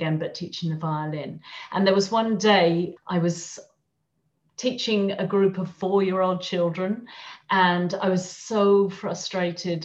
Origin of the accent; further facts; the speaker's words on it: England, United Kingdom; moved away as an adult; also born or lived in London; now in Madrid, Spain; I'm English, although I live in Madrid